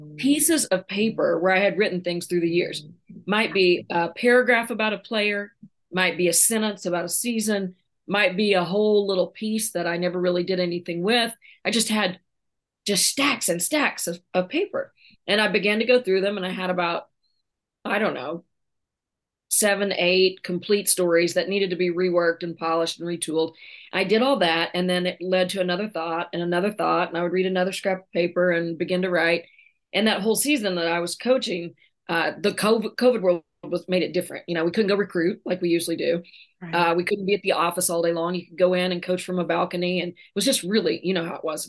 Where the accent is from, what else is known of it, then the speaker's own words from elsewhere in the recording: Oklahoma, United States; I'm born and raised in Oklahoma